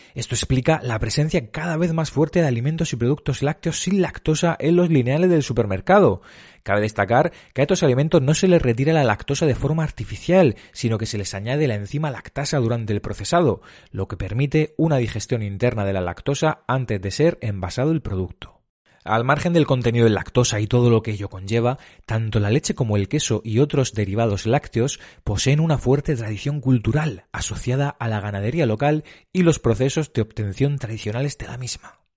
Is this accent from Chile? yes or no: no; Cabezo de Torres, Region of Murcia, Spain; por mi tierra Murcia o por mi pueblo, yo, soy un pueblo que se llama Cabezo de Torres, de Murcia